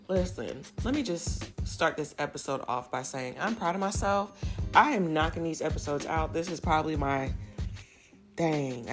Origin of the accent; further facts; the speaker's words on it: Virginia, United States; moved away as an adult; now in Texas, United States; I grew up in Virginia